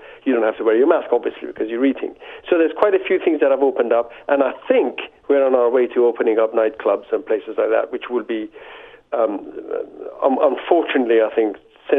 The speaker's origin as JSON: {"language": "English", "country": "United Kingdom", "lives_now": "France", "said": "I have a vested interest in this because I live in France, although I'm a British subject, and I have all my immediate family in Toronto and Montreal."}